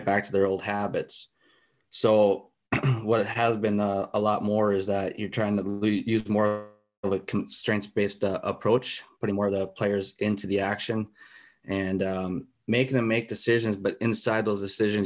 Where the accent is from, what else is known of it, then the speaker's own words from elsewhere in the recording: United States; moved away as an adult; also born or lived in Alaska / Europe; I came from the States. I grew up there